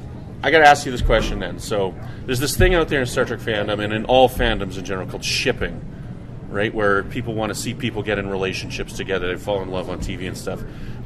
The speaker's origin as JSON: {"language": "English", "town": "Regina", "region": "Saskatchewan", "country": "Canada", "said": "I'm from Regina"}